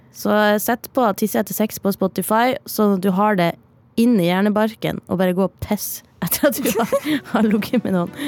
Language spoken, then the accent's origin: Norwegian; Northern Norway, Norway; accent: Northern Norwegian; moved away; jeg er nordlending